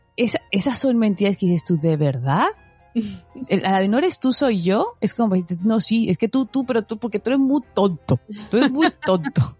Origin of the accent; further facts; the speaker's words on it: Mexico; como dicen en mi tierra, el nopal pegado en la frente, más cara de, de, mexicana no puedo tener